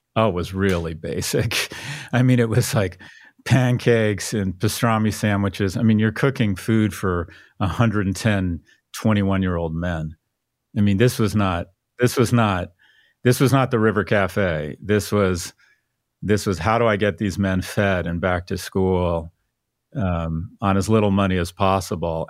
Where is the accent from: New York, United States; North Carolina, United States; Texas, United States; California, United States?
California, United States; San Diego; I was born in San Diego, but I didn't have any family around